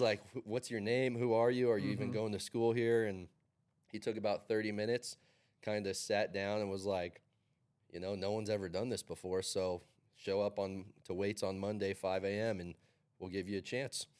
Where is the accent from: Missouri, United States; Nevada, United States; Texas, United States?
Nevada, United States; Carson City; Growing up in Carson City